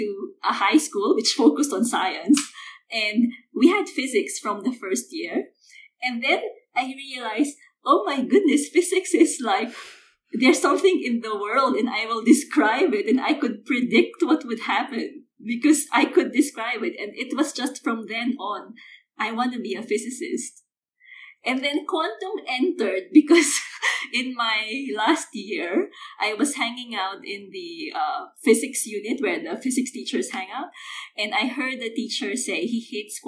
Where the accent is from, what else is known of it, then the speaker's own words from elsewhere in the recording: Philippines; moved away as an adult; I grew up in the Philippines